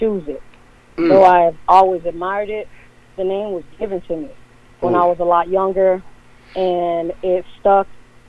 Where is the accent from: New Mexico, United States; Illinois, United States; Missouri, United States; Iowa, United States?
Illinois, United States; Chicago; I was born and raised in Chicago, Illinois.